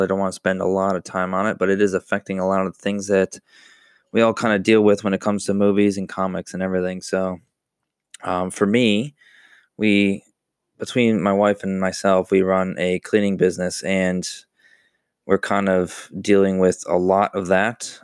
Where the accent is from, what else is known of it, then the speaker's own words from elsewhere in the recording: Buffalo, New York, United States; moved away; I'm from New York, Buffalo, New York